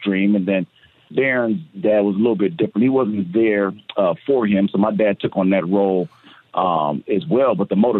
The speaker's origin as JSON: {"language": "English", "town": "San Diego", "region": "California", "country": "United States", "tie": "born or raised there", "said": "when I was a young kid growing up in Southeast San Diego"}